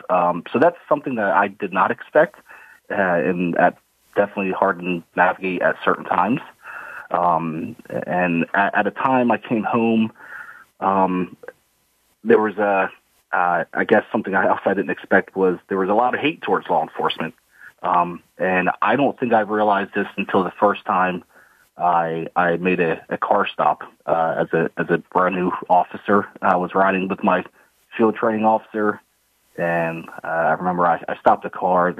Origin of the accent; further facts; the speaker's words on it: Philadelphia area, New Jersey, United States; I grew up in South Jersey, uh, in the Philadelphia area.